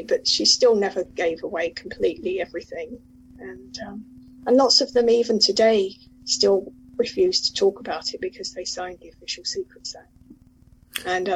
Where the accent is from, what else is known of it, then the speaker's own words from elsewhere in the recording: Mitcham, London, United Kingdom; I grew up in Mitcham, which is Mitcham, Surrey, which is really South London